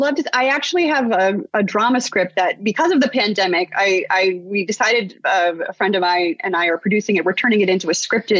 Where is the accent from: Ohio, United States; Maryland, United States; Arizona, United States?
Ohio, United States; also born or lived in New York; now in Los Angeles, United States; I'm from Ohio, and then I lived in New York for many years, and I came out here in LA to pursue a career in entertainment.